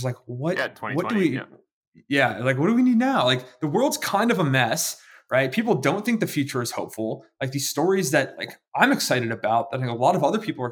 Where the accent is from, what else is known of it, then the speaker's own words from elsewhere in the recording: Pacific Northwest, United States; I'm 10 years old. I'm from the Pacific Northwest.